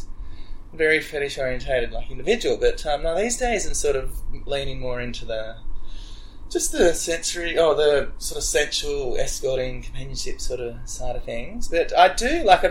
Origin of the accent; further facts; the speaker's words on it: Wagga Wagga, New South Wales, Australia; I grew up in Wagga